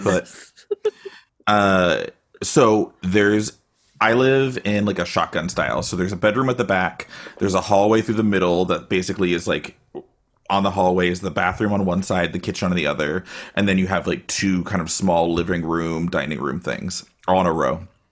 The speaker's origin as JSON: {"language": "English", "town": "Austin", "region": "Texas", "country": "United States", "moved": "yes", "lives_now": "Bay Area, United States", "said": "I am in the Bay Area, but I'm originally from Austin"}